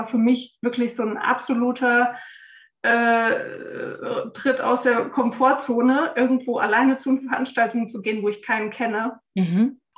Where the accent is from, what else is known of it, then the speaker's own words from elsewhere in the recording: Frankfurt, Hesse, Germany; ich bin 46 Jahre alt, bin eine waschechte Frankfurterin